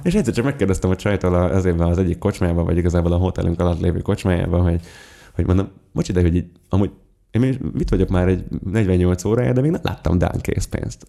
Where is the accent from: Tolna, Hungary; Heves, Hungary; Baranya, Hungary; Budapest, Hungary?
Budapest, Hungary; én az a tipikus tőzsgyekres pesti vagyok, aki a, aki a belvárosból nem hajlandó kitenni a lábát